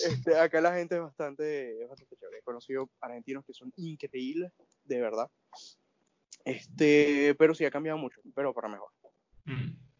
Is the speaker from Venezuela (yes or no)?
yes; Venezuela; moved away as an adult; salí de Venezuela en el 2018. De hecho, ya el próximo mes cumplo los dos años acá